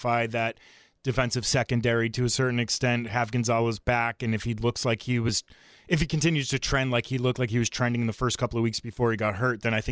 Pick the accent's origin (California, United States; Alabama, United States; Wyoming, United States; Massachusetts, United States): Massachusetts, United States; Framingham; my hometown of Framingham, Massachusetts. He went to Framingham High School like I did